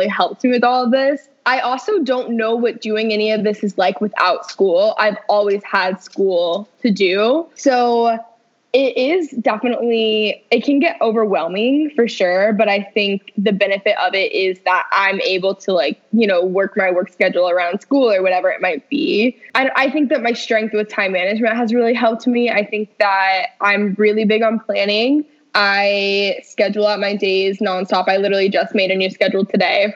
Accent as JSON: {"language": "English", "region": "Texas", "country": "United States", "tie": "born or raised there", "also_born_or_lived": "Los Angeles", "said": "I live in both LA and Texas. I grew up in Texas. I went to high school here"}